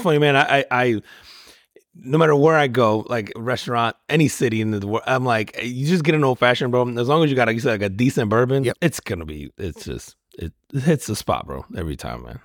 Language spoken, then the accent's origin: English; United States; as an American